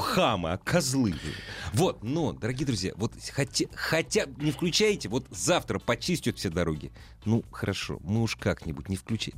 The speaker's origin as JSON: {"language": "Russian", "region": "Moscow", "country": "Russia", "said": "Мы, москвичи"}